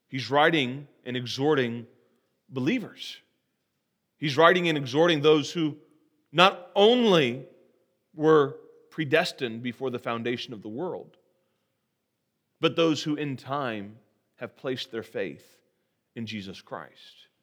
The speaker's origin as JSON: {"language": "English", "town": "Terre Haute", "region": "Indiana", "country": "United States", "said": "I'm from Terre Haute, and as I mentioned earlier this morning, uh, we are well known for our federal security prison"}